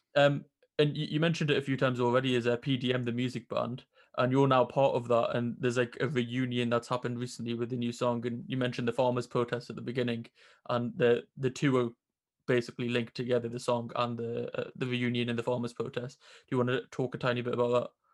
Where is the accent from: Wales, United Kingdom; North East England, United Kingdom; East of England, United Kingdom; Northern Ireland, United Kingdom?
North East England, United Kingdom; Newcastle upon Tyne; when I was growing up in Newcastle